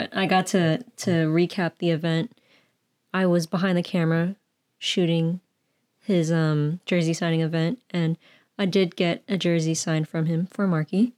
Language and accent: English; the Bay Area, California, United States; born and raised in the Bay